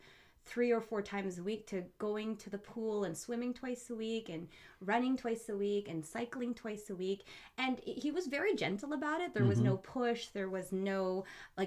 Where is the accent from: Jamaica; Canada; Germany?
Canada; Surrey, British Columbia; also born or lived in Middle East / Abbotsford; So by the time I was five, we moved to BC, and I lived in Surrey basically my whole life.